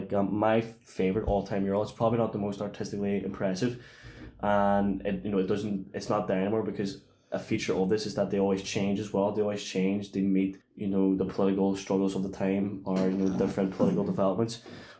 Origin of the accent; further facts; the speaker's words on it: Ireland; I think it definitely applies to us as Irish people.